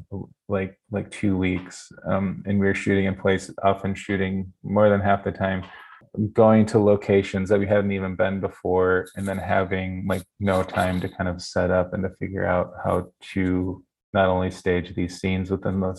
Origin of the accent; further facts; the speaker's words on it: Wisconsin and Minnesota, Midwest, United States; I'm from Wisconsin and Minnesota